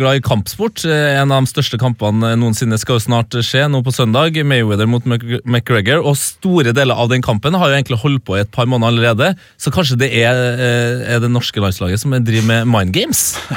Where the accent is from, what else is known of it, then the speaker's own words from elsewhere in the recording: Trøndelag, Norway; meg som trønder